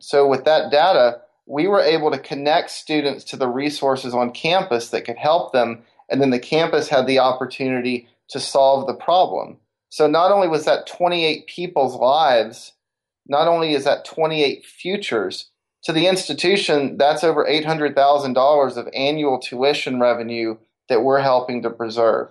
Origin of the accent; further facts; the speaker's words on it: Decatur, Alabama, United States; growing up in Decatur, Alabama, the northern Alabama area